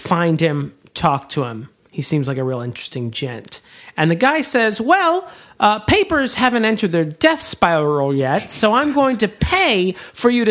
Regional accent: United States; As an American

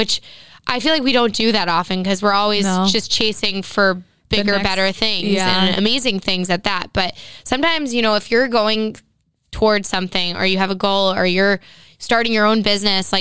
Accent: East Coast, United States; we grew up on the East Coast.

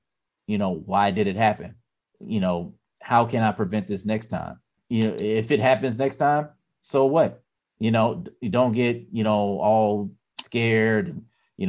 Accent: Mississippi, United States; moved away; I come from Mississippi.

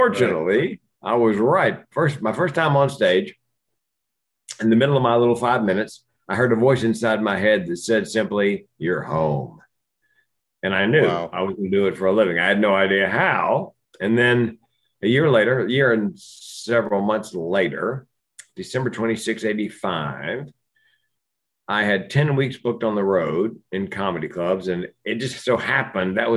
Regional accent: Raleigh, North Carolina, United States; I grew up in Raleigh, North Carolina.

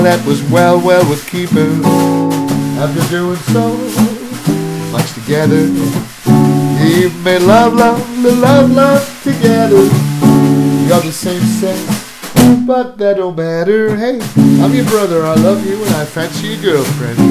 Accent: Newcastle upon Tyne, North East England, United Kingdom; moved away as an adult; also born or lived in Highlands, Scotland; now in Invergordon, United Kingdom; for Newcastle, my hometown, it takes me 6 hours to drive there

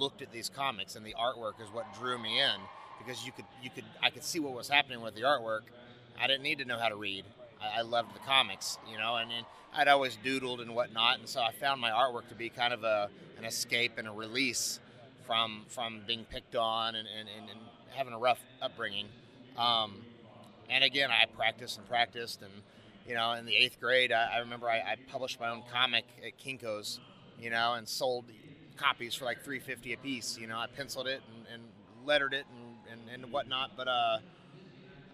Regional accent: California, United States; I grew up in California and I never got the new school supplies

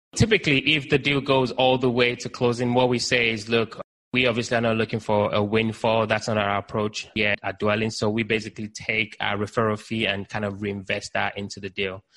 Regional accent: Nigeria; also born or lived in United Kingdom; now in Baltimore, United States; I was born in Nigeria, lived in the UK, now based in the US.

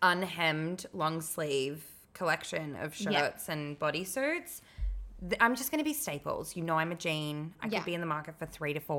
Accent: London, United Kingdom; I'm from London.

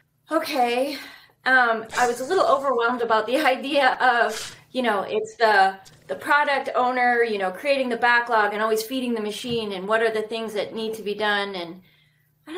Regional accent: Canada; accent: northern; moved away as an adult; also born or lived in Red Deer, Alberta; now in Scottsdale, United States; growing up in Canada

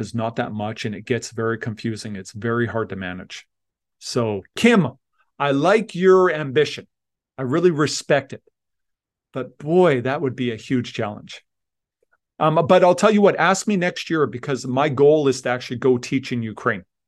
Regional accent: Leduc, Alberta, Canada; moved away; also born or lived in Tanzania; I grew up in Leduc, Alberta. I'm, I was a farm kid

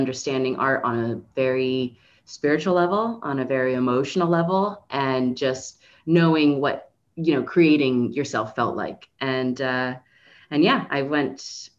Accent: Miami, Florida, United States; moved away; I'm from Miami, Florida originally

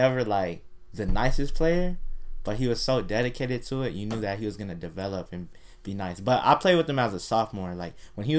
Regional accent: Buena Park, California, United States; also born or lived in Fountain Valley; I'm from Buena Park

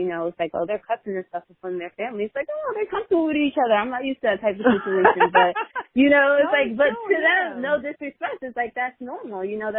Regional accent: Nigeria; And as a Nigerian, and if I'm dating somebody who's not Nigerian, I should be trying to do the same with them.

